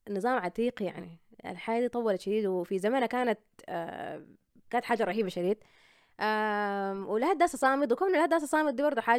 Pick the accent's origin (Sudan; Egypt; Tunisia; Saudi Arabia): Sudan; وبتحس انه انا طلعت من السودان